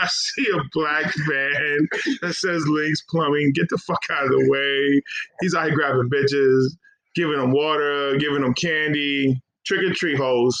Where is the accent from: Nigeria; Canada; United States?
Nigeria; Yeah. I'm from Nigeria.